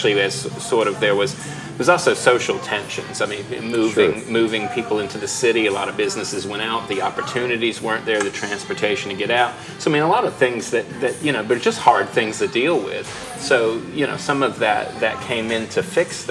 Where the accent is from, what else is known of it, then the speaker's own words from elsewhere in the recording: Virginia, United States; I grew up in Virginia